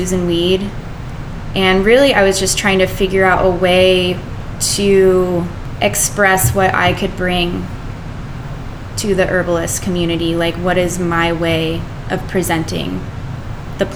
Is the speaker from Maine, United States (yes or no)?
no; Arizona, United States; moved away; also born or lived in the East Coast; I'm from Arizona, so I really wanted to represent sort of like a place-based product or medicine. And I was really, really excited to use the plants of my birthplace